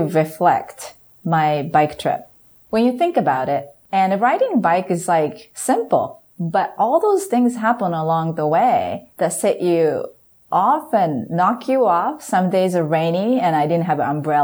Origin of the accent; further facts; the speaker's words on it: Japan; me being Japanese, experience the power of a teamwork growing up in Japan